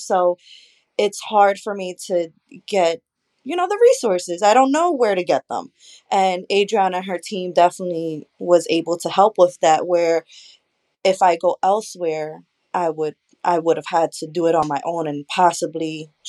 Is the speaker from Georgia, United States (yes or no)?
no; Philadelphia, Pennsylvania, United States; I was born and raised around the Kensington area